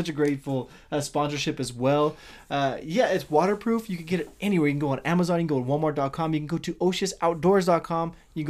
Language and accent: English; United States; we're American.